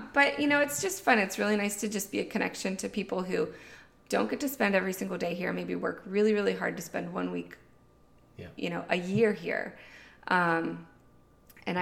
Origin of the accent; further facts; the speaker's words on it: Pittsburgh, Pennsylvania, United States; moved away as an adult; now in Outer Banks, United States; My husband and I, Jason, we were born and raised in Pittsburgh, high school sweethearts